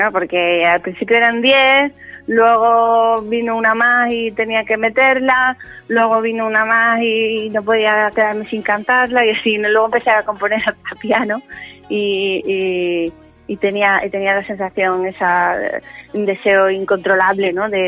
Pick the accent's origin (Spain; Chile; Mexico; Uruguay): Spain; Seville, Andalusia; ese es mi nombre verdadero, ¿no?